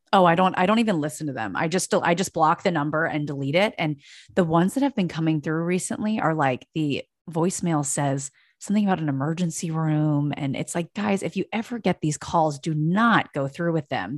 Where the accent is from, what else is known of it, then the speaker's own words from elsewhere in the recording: East Coast, United States; moved away; I'm from the East Coast